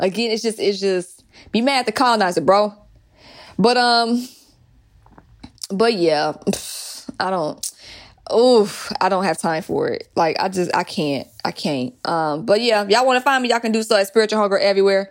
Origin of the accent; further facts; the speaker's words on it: Atlanta, Georgia, United States; growing up in Atlanta